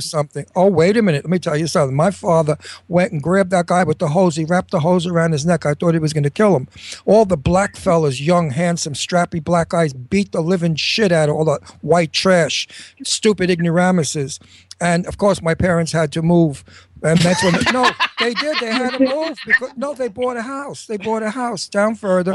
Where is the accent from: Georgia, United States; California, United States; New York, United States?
New York, United States; New York City; also born or lived in Brooklyn; I came from a Brooklyn, and then I was raised in Astoria, See, Queens